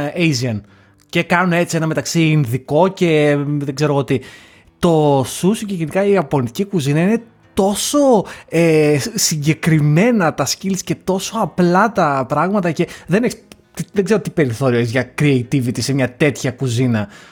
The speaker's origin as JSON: {"language": "Greek", "town": "Lamia", "region": "Central Greece", "country": "Greece", "said": "Εγώ σαν άνθρωπος ο οποίος είμαι από τη Λαμία και όλα που είναι επαρχία, ε, μεγάλωσα και σπούδασα στην, ε, στην Ελλάδα"}